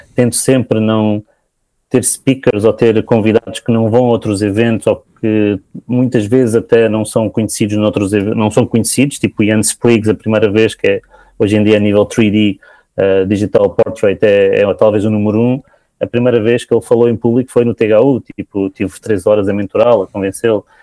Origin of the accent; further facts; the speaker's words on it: Portugal; como português que pago os meus impostos